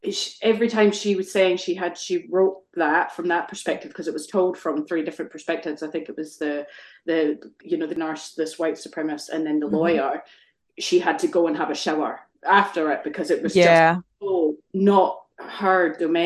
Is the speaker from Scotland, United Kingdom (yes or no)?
yes; Scotland, United Kingdom; I grew up in Scotland